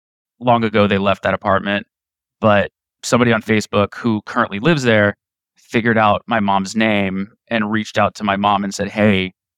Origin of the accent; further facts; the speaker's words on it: Maryland, United States; first language Polish; English is a second language; now in New York City, United States; I was born a couple years later in 1988. Grew up in the Maryland area